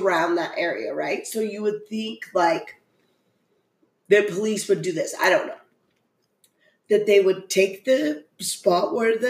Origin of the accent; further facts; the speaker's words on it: Utah, United States; we are from Utah.